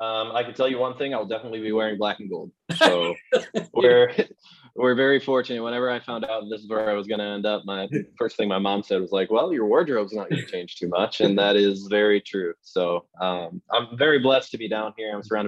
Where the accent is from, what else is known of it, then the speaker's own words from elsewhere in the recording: Highland, Indiana, United States; moved away as an adult; also born or lived in Valparaiso, Indiana; now in Orlando, United States; family's in Valpo right now, originally from Highland, Indiana. Kind of grew up in that area my entire life